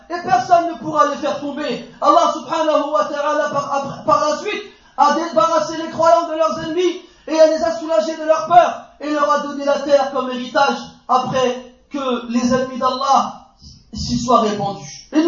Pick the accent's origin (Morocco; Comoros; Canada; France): France; Moi je suis né en France, j'ai étudié en France, j'ai grandi en France, j'ai une carte française, j'ai étudié le droit en France, j'ai étudié l'économie en France, je suis un Français.